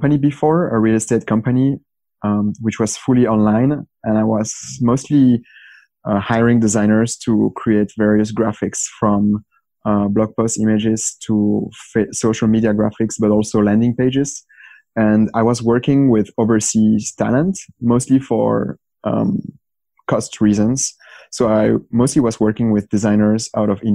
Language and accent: English; Belgium; I'm from Belgium